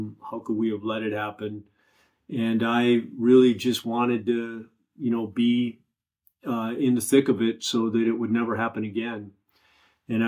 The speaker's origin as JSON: {"language": "English", "town": "Oak Park", "region": "Illinois", "country": "United States", "tie": "born or raised there", "said": "Born and raised in Oak Park, Illinois"}